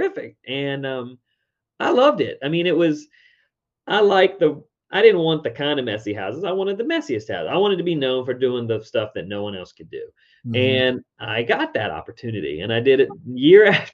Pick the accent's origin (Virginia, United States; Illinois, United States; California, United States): Virginia, United States; Richmond; my hometown, Richmond, Virginia.